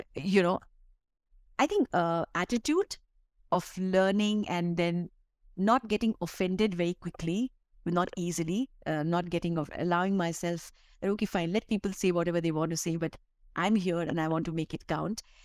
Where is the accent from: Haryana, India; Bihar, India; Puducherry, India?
Bihar, India; now in Delhi, India; I come from Bihar, which is one of the poorest state and you know you you grow up i grew up in a very very modest family